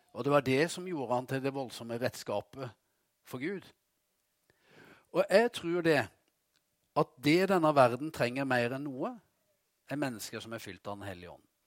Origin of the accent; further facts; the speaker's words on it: Vegårshei, Agder, Norway; hjemme på Vegårshei